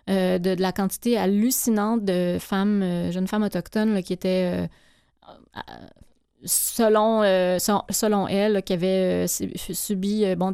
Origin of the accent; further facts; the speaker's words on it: Abitibi-Témiscamingue, Quebec, Canada; c'est ma région d'origine. ici, Abitibi-Témiscamingue